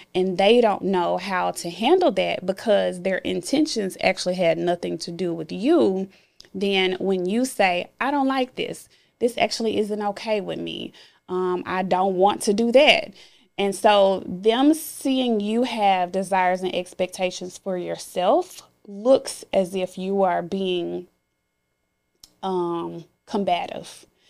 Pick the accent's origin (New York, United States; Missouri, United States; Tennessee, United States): Tennessee, United States; Memphis; born or raised there